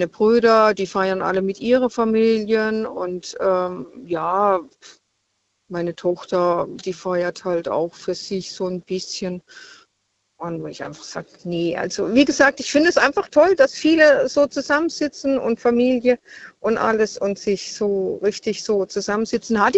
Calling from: Freiburg, Baden-Württemberg, Germany; Ich bin aus Freiburg.

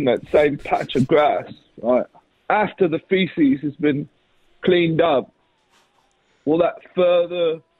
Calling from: Manchester, North West England, United Kingdom; I'm calling from Manchester.

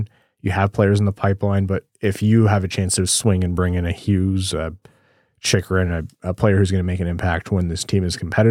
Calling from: Australia; As an Australian-based Wings fan, it isn't easy to get a sense of what's happening with the team

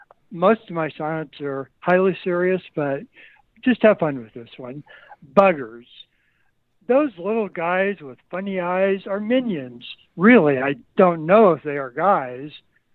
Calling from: Lincoln, Nebraska, United States; Lincoln, Nebraska.

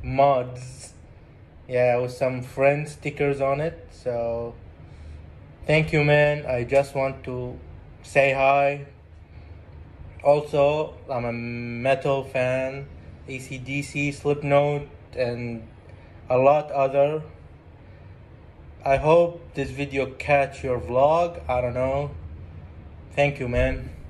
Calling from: Iraq; English is a second language; here in Iraq. Shout out to all your fans in Iraq and all your fans in the whole wide world. Excuse my accent.

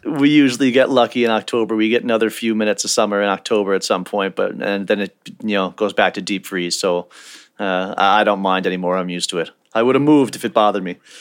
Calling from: Halifax, Nova Scotia, Canada; I'm calling from Halifax, Nova Scotia, Canada.

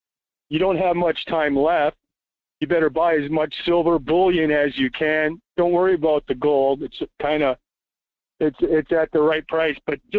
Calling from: Las Vegas, Nevada, United States; Yeah, buenos dias, Michael. … from Las Vegas.

